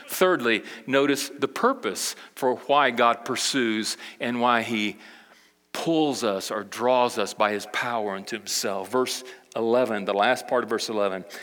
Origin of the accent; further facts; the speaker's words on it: Brazil; But I can remember when I grew up in Brazil, my parents, you know, they were missionaries, and we went over to South America, Brazil, with the International Mission Board when I was uh, eight years old.